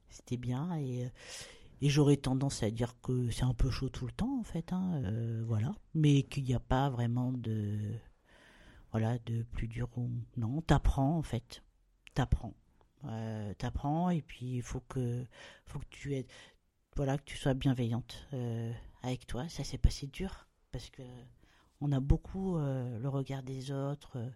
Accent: Bordeaux, Nouvelle-Aquitaine, France; now in Réunion, France; Moi, je suis de Bordeaux. voilà. Mais euh, voilà, mais, mais, c'est d'origine parce qu'aujourd'hui, euh, voilà, à La Réunion, j'ai passé voilà, plus de temps, presque plus de temps à La Réunion.

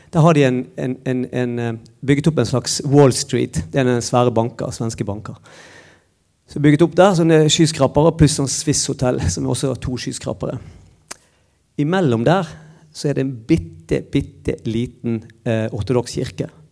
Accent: Bergen, Vestland, Norway; moved away as an adult; now in Trondheim, Norway; jeg kommer fra Bergen

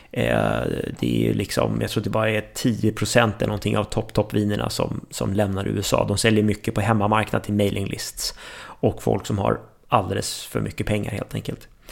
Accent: Sweden; som svensk

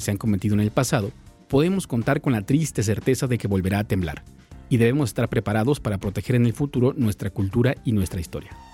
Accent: Mexico; como mexicanos

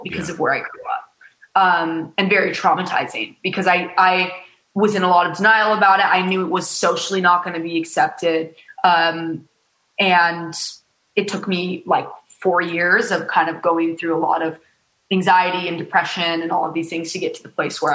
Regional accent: Utah, United States; born or raised there; moved away as an adult; now in Los Angeles, United States

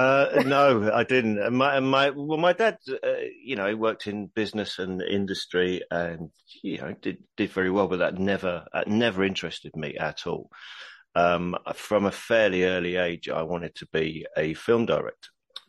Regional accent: Horsham, South East England, United Kingdom; also born or lived in Blackburn / King's Lynn; now in London, United Kingdom; I was born in Blackburn in Lancashire. And then when I was six, we moved to King's Lynn in Norfolk. And then when I was 10, we moved to Horsham in Sussex. And then when I was 17, I moved to London.

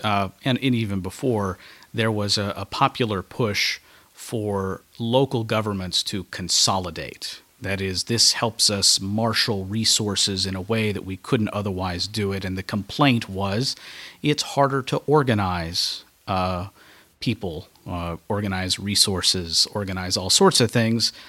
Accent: Kentucky, United States; I'm from Kentucky.

